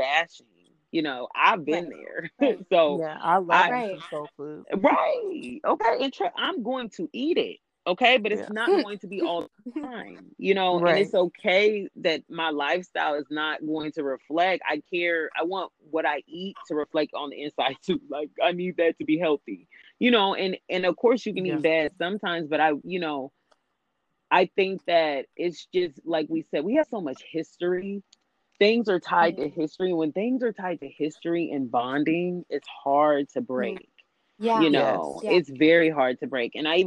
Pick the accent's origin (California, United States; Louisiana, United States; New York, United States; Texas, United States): California, United States; also born or lived in the South; just how we were raised in California